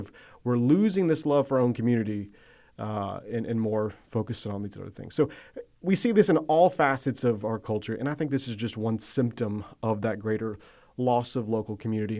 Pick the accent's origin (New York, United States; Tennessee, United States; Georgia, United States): Georgia, United States; Athens; I grew up around Athens, Georgia